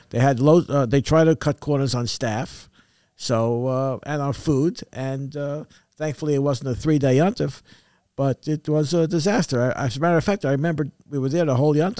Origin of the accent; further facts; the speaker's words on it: New York City, New York, United States; moved away; I was brought up in Crown Heights